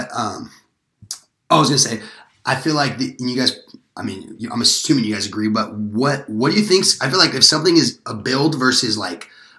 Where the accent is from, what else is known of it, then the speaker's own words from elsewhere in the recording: Southern California, United States; I'm from Southern California.